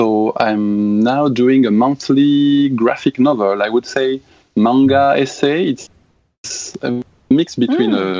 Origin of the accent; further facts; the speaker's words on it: France; accent: French; English is a second language; Sorry in advance for my French accent.